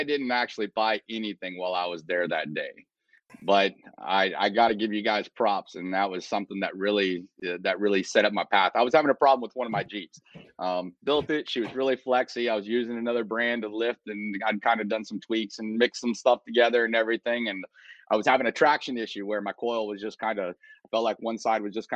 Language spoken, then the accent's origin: English; south of Houston, South Texas, United States; moved away; also born or lived in Kansas City; I was born in South Texas, down south of Houston